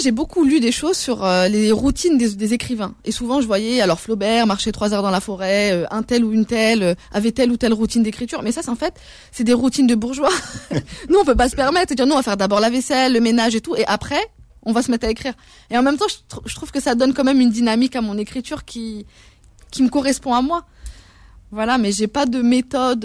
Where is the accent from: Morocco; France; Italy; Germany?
France; je suis une citoyenne française